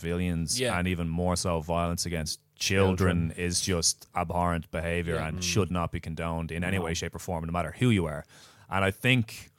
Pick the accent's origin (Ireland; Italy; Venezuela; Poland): Ireland; As Irish men